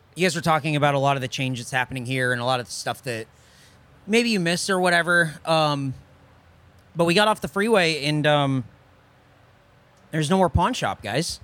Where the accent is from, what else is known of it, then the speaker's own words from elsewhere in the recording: California, United States; now in Austin, United States; we're from California